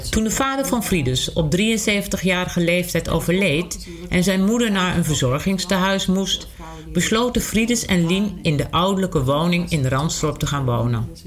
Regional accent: Amsterdam, North Holland, Netherlands; moved away as an adult; now in Ransdorp, Netherlands; Nee, ik ben in Amsterdam-Oost geboren.

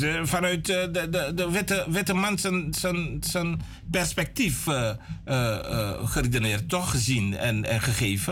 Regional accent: Suriname; willen we eigenlijk zijn als Surinamers

